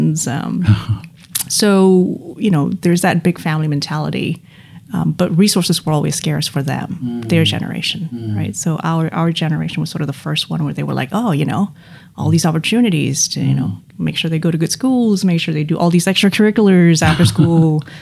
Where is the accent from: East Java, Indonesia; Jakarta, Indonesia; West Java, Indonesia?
Jakarta, Indonesia; English is a second language; moved away as an adult; also born or lived in Australia; I was born and raised in Jakarta